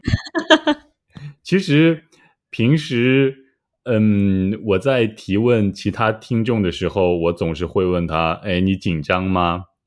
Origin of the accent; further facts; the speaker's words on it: Shanxi, China; 山西过油肉是我家乡的中国菜